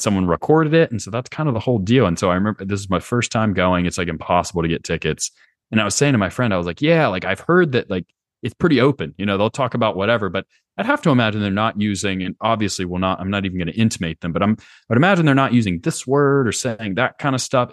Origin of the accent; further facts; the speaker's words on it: Charlotte, North Carolina, United States; moved away as an adult; also born or lived in Lowcountry, South Carolina / Stanford, California; I grew up in Charlotte. Um, lived there my whole life up until college.